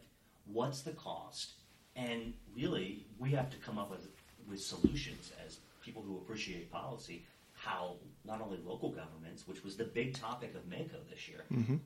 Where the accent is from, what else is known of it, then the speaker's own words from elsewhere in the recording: Williamsport, Maryland, United States; I grew up in Western Maryland, in this town.